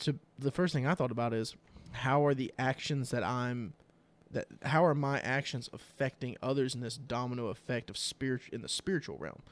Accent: United States; as American Christians

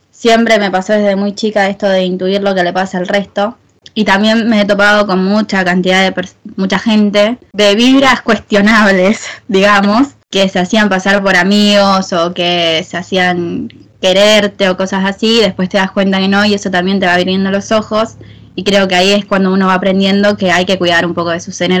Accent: Argentina; como bien saben Lara está viviendo en España y yo soy de Argentina.

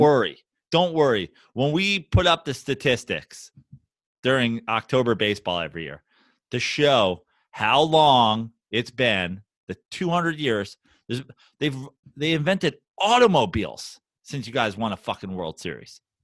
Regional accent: New York, United States; I'm from New York

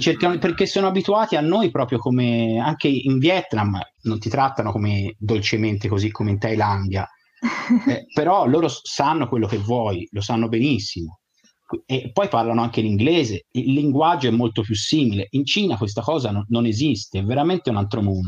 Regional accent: Italy; siamo italiani

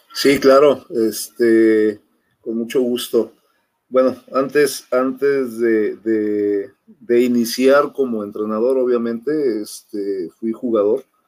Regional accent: Mexico City, Mexico; moved away as an adult; now in Monterrey, Mexico; soy originario de la Ciudad de México, de Xochimilco, más ya tengo 23 años, en 22, 23 años en Monterrey, radicando en Monterrey

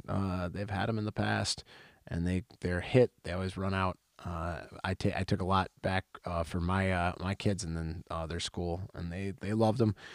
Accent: Wisconsin, United States; I am from Wisconsin

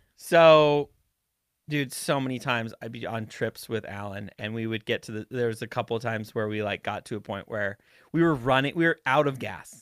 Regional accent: Montana, United States; I was from Montana

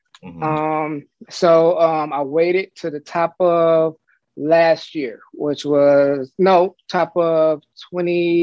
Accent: Detroit, Michigan, United States; I'm in the Detroit area. I'm from the Detroit metro area.

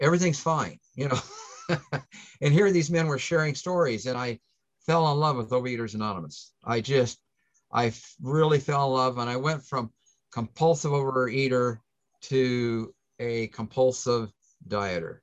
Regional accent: Plattsmouth, Nebraska, United States; I'm from the Omaha area, a town by the name of Plattsmouth

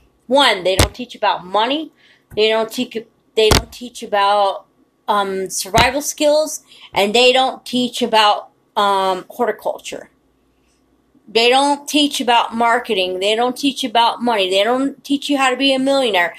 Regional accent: United States; I'm from the United States of America, and I've lived here my whole entire life.

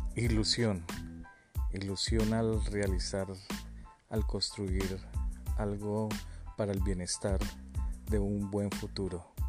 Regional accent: Colombia; Como buenos colombianos

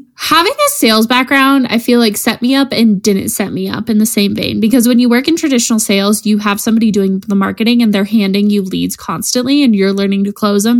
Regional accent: Colorado, United States; we're from Colorado

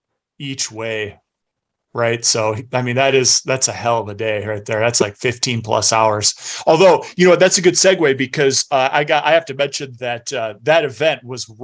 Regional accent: Cedar Rapids, Iowa, United States; CR is my hometown.

